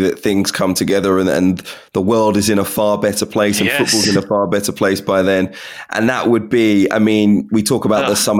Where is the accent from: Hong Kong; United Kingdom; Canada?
United Kingdom; Wembley, London; I am old enough to remember Euro 96. And I'm from Wembley and I grew up 10 minutes away.